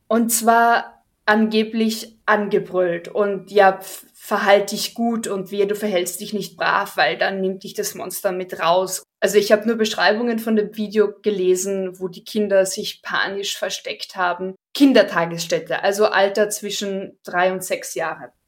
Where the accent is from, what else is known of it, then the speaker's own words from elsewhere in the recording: Carinthia, Austria; bei uns in Österreich oder in Kärnten